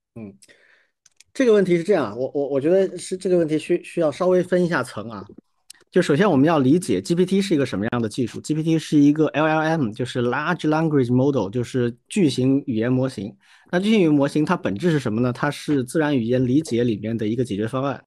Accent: China; 在我们中国长大的小孩儿

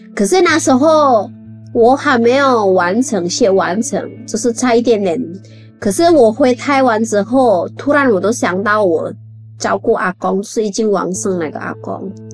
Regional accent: Indonesia; Chinese is a second language; moved away as an adult; also born or lived in Chiayi, Taiwan; now in Taipei, Taiwan; 我是印尼人，来台湾已经十二年

